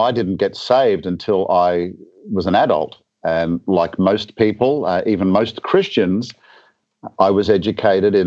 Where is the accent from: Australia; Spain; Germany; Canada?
Australia; moved away as an adult; now in Atlanta, United States; I'm actually from a bit further south originally. My home country is Australia.